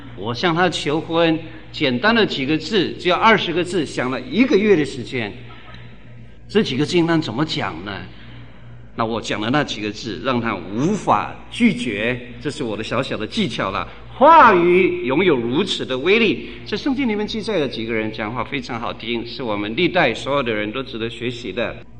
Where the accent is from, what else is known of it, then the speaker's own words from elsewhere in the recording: Guanmiao, Tainan, Taiwan; 我生在台南县关庙巷，那里凤梨非常有名